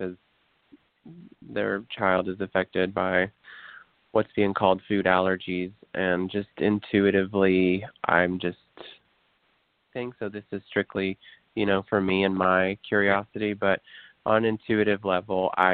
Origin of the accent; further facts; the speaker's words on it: Appalachian Mountains, southeast Kentucky, United States; I'm from the Appalachian Mountains in southeast Kentucky.